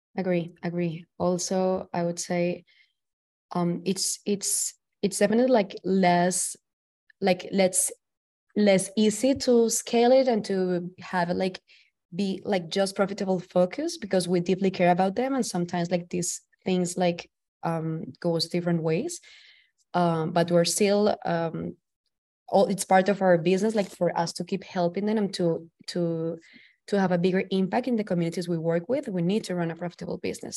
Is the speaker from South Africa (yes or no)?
no; Valledupar, Cesar, Colombia; now in New York City, United States; I'm from the northern coast of Colombia, from a small town called Valledupar. I'm currently living in New York City.